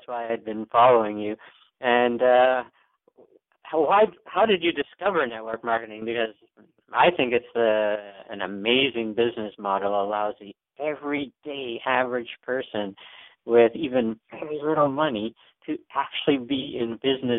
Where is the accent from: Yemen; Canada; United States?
Canada; I am a Canadian